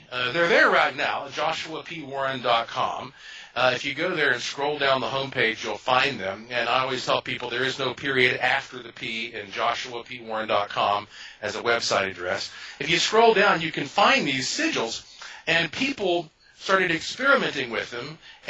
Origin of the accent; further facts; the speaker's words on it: Asheville, North Carolina, United States; I was born and raised in Asheville, North Carolina, which is the heart of the oldest mountains in North America.